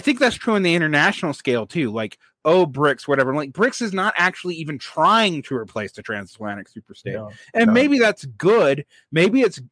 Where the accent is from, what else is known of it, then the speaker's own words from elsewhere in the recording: Georgia, United States; it's my home state